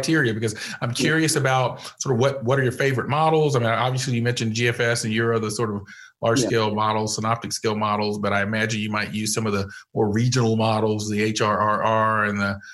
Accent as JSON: {"language": "English", "region": "Georgia", "country": "United States", "tie": "born or raised there", "also_born_or_lived": "Mid-Atlantic region", "said": "I grew up in Georgia, and I still live in Georgia after a stint in the Mid-Atlantic region"}